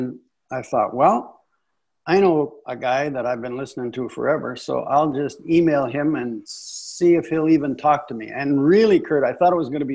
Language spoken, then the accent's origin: English; Northwestern Ontario, Canada; also born or lived in San Diego, California; now in Dallas, United States; And I grew up in Canada. My wife and I, we grew up in Northwestern Ontario